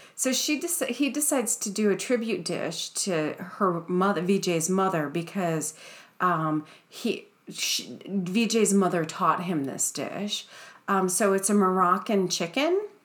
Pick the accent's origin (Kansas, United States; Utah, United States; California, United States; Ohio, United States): Ohio, United States; now in Seattle, United States; we were growing up in Ohio